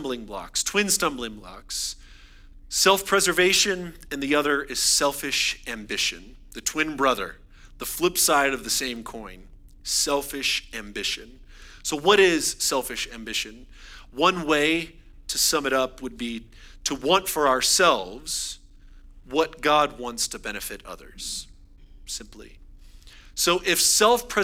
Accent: United States

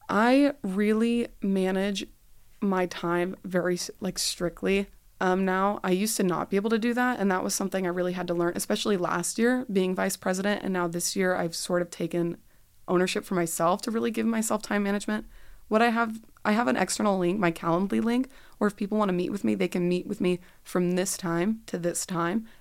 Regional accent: Dallas, Texas, United States; moved away; I'm a Dallas native

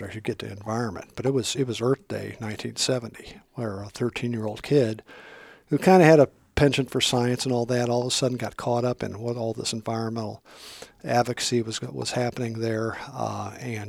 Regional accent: Iowa, United States; moved away as an adult; also born or lived in Colorado; I grew up in Iowa, Quad City area, so I was on the Mississippi River

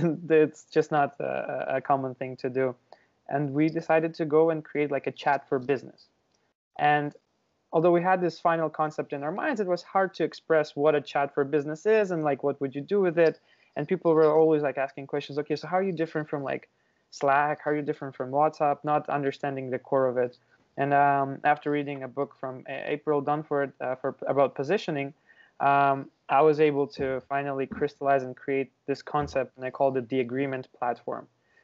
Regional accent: Ukraine; moved away as an adult; now in Canada; So originally I'm from Ukraine, and I moved to Canada probably like 5 years ago.

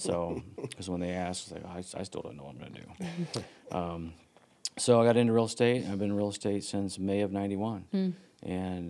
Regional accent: Huntington, Indiana, United States; also born or lived in Bloomington, Indiana; I was born and raised in Huntington

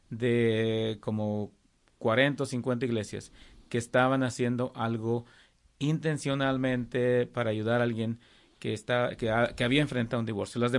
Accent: Coahuila, Mexico; now in Texarkana, United States; De México, de Coahuila.

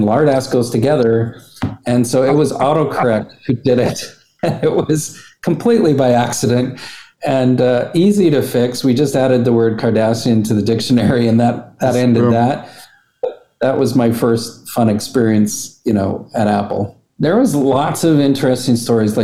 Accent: Alberta, Canada; we're just from Alberta

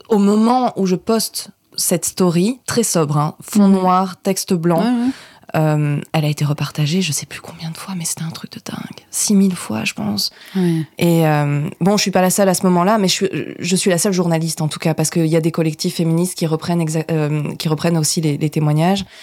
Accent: Provence-Alpes-Côte d'Azur, France; moved away as an adult; now in Brussels, Belgium; je vais avoir 30 ans, euh, je suis une jeune femme euh, qui vient du sud de la France.

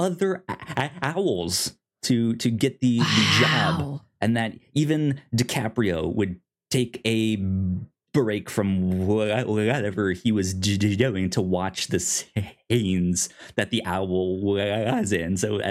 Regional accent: Virginia, United States; now in Oklahoma, United States; me growing up in Virginia

